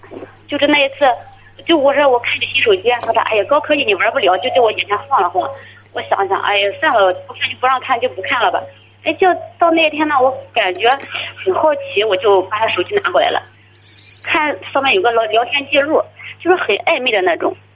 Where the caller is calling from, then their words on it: Tai'an, Shandong, China; 我泰安的。